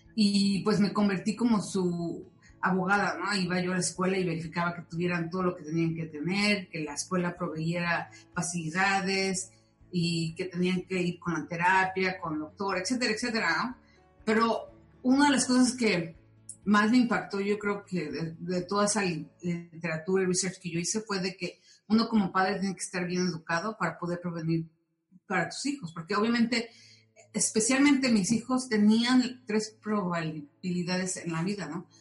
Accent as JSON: {"language": "Spanish", "region": "Mexico City", "country": "Mexico", "tie": "born or raised there", "moved": "yes", "lives_now": "California, United States", "said": "yo soy del Distrito Federal, nací ahí"}